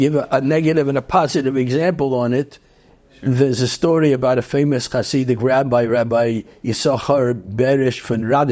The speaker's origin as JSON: {"language": "English", "town": "New York City", "region": "New York", "country": "United States", "tie": "born or raised there", "also_born_or_lived": "Brooklyn", "said": "I grew up actually in Queens"}